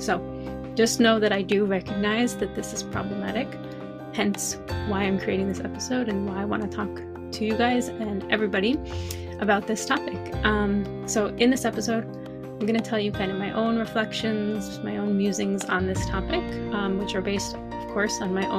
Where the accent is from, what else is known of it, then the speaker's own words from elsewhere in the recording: Northeast of the US, United States; first language English; So I am American, born and raised in the Northeast of the US, and I learned French. I learned a little Hebrew, but I'm not even going to count Hebrew. I started learning French in 6th or 7th grade, so I was about 11 or 12